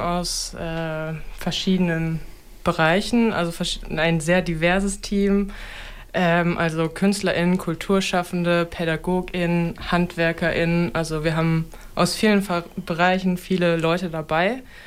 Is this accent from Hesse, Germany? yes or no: no; Osnabrück, Lower Saxony, Germany; moved away; also born or lived in Berlin; bin dann halt zurück nach Osnabrück gegangen. Ich komme hierher.